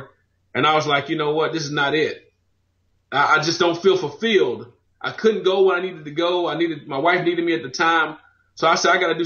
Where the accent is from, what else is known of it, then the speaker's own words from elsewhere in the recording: Knoxville, Tennessee, United States; moved away as an adult; also born or lived in Memphis, Tennessee; now in Nashville, United States; I'm from Knoxville, went to school in Nashville to go to school